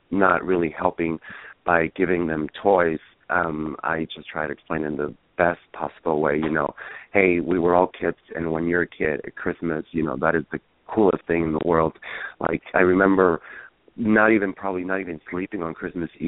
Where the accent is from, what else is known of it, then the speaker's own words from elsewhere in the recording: San Diego, California, United States; born there; I was born here in San Diego, but raised in Chijes.